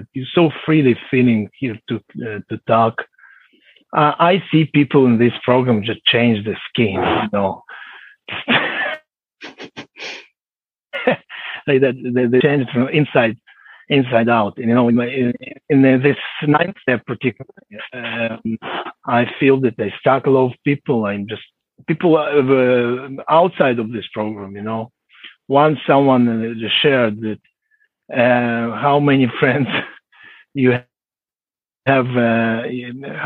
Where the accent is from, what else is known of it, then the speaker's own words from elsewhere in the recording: Israel; English is a second language; I'm from Israel.